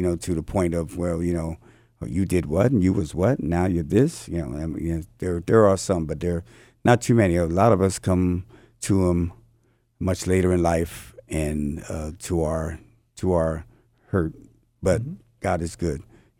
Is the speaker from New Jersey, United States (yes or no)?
yes; New Jersey, United States; I'm from East Coast, New Jersey, so I don't run into people who I did not know before Christ.